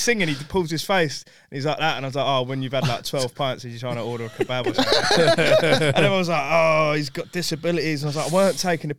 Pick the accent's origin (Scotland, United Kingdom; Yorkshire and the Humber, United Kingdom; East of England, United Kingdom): East of England, United Kingdom; Potters Bar; also born or lived in Welham Green, Hertfordshire; I grew up in in Potter's Bar where the train crash was.